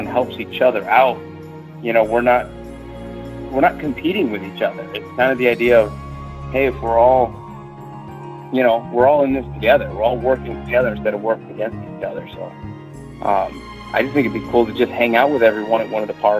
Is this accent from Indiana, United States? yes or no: yes; Chicagoland area, Indiana, United States; now in Dallas, United States; I'm originally from the Chicagoland area, actually right outside of Chicago in Indiana.